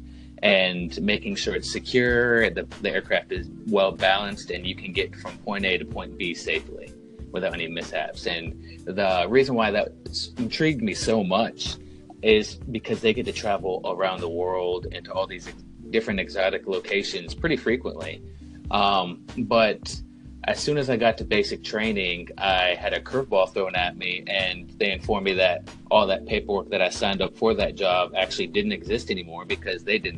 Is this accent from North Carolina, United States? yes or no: yes; North Carolina, United States; born or raised there; moved away as an adult